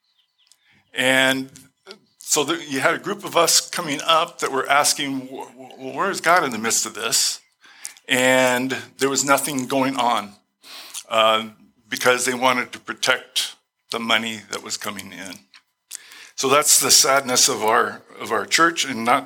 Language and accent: English; Glendale, United States; I was born and raised in Glendale.